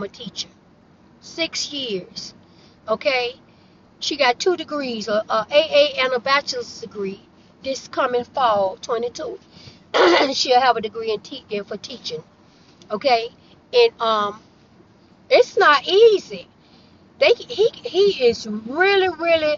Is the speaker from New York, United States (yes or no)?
no; Florida, United States; I am born and raised in Florida